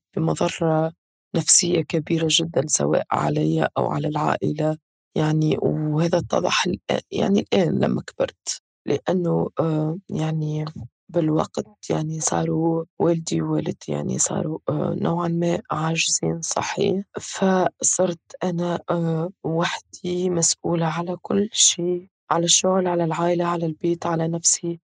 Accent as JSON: {"language": "Arabic", "country": "Tunisia", "said": "كتونسيين في تونس"}